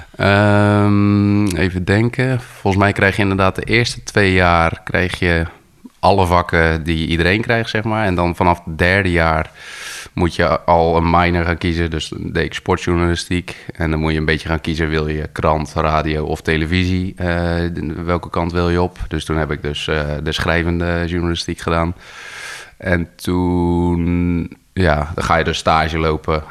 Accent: Gorinchem, South Holland, Netherlands; now in Arkel, Netherlands; eigenlijk geboren en getogen wel echt in Gorkum

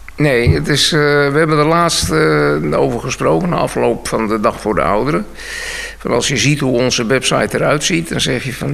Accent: Bussum, North Holland, Netherlands; moved away as an adult; also born or lived in Weesp / Edam-Volendam / Oegstgeest / Noordwijk; now in Nieuwpoort, Netherlands; Ik ben geboren in Bussum. En uh, Bussum op school gegaan

